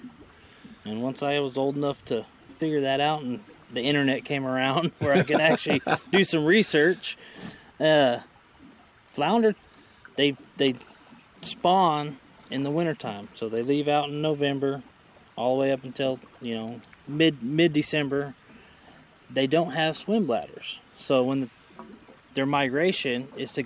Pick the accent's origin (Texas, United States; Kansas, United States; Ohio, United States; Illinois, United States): Texas, United States; Corpus Christi; I was born and raised right here in Corpus Christi.